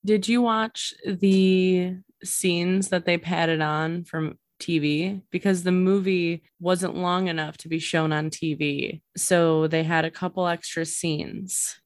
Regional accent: Illinois, United States; we are from Illinois

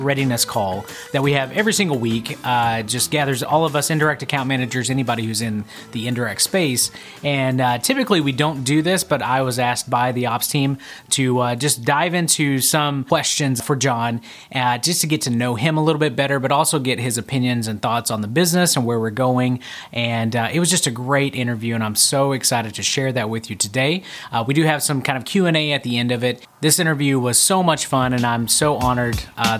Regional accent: Arkansas, United States; I am from Arkansas

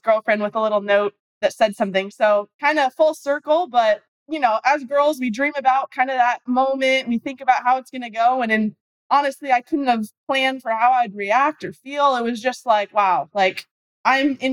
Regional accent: Arizona, United States; I'm from Arizona

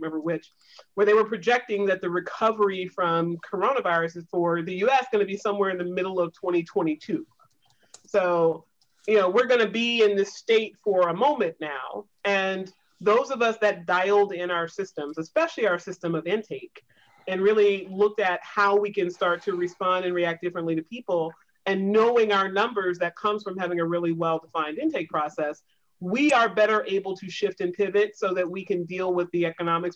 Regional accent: the South, United States; I grew up in the South in a Navy town.

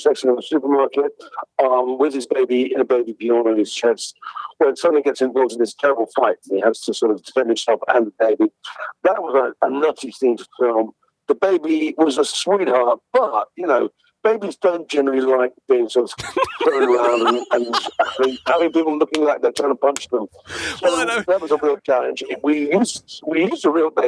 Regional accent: England, United Kingdom; I'm an Englishman

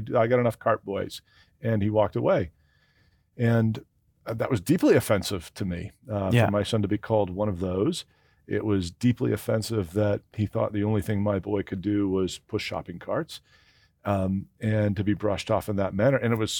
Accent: Canada; Especially when we're Canadian.

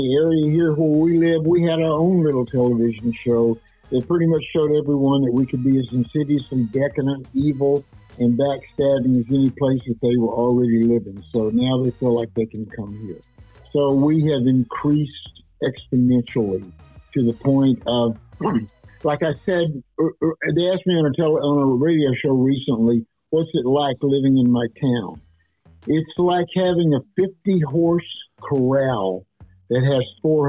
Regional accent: Dallas, Texas, United States; moved away; I came from Dallas. When I left Dallas in 1971, there was approximately 600,000 people in that town.

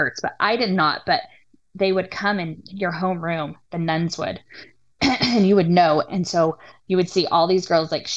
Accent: Silver City, New Mexico, United States; also born or lived in San Diego, California / Grants, New Mexico; I grew up in New Mexico where we weren't the majority for our religion

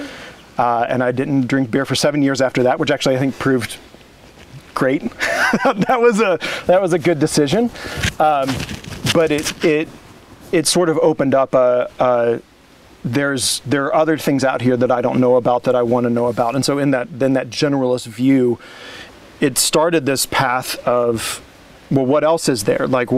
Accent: Indiana, United States; moved away as an adult; also born or lived in Orange County, California / Montgomery, Alabama; now in Oregon, United States; I grew up in Indiana

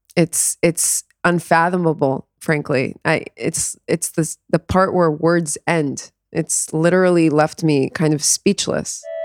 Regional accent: South Florida, United States; moved away as an adult; also born or lived in New York; now in Israel; I grew up in South Florida, about twenty minutes away from the Parkland High School

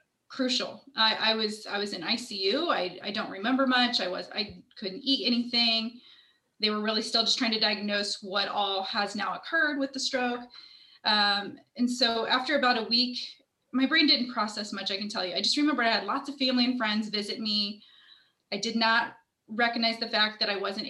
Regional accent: Indianapolis, Indiana, United States; I am born and raised in Indianapolis

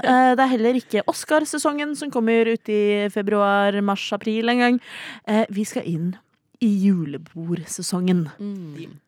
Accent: Oslo, Norway; Jeg er 29 enn så lenge. Eh, fra Oslo

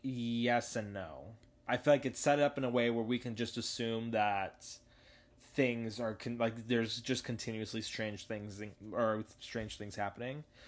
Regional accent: Los Angeles, California, United States; also born or lived in New York / North Carolina; I grew up also in Woodland Hills, which is the hottest part of L A County ever

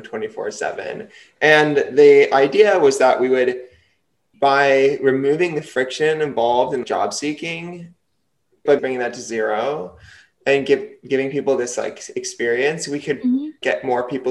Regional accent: New Jersey, United States; also born or lived in UCLA, California; I'm from New Jersey

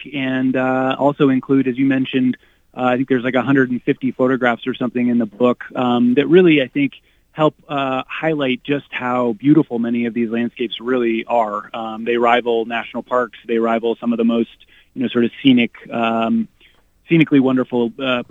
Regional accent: Maine, United States; I grew up in Maine

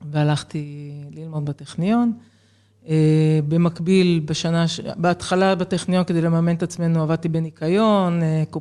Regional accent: Jerusalem, Jerusalem District, Israel; אני אה, ילידת ירושלים, אחת מארבעה ילדים, מספר שתיים ברביעייה הזו. ובעצם החיים שלי התחילו בשכונת קטמון בירושלים. זאת אומרת, לא מהסוציו-אקונומי הגבוה

